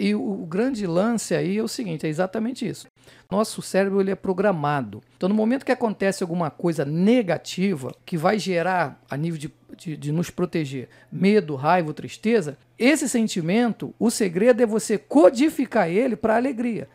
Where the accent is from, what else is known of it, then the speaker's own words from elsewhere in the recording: Rio de Janeiro, Brazil; eu sou de Bangu, Realengo